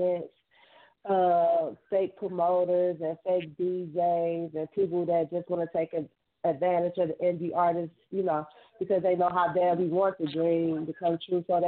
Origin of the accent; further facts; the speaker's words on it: Detroit, Michigan, United States; I'm from Detroit, Michigan, born and raised